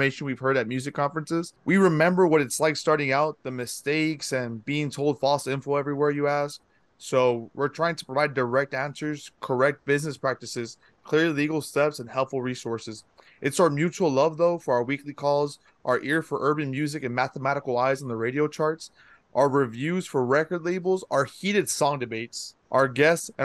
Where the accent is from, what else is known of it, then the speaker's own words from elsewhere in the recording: Brownsville, Texas, United States; I'm from Brownsville, Texas, the southernmost tip of Texas